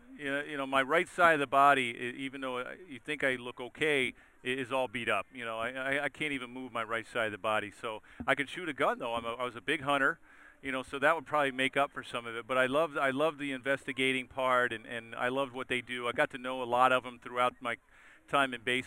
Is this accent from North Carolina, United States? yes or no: no; Baltimore, Maryland, United States; I grew up in Baltimore